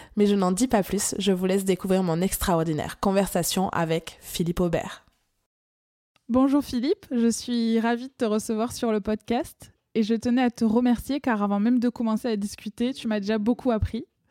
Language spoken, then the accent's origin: French; France; accent: accent chantant (sing-song, typically southern French); mon accent chantant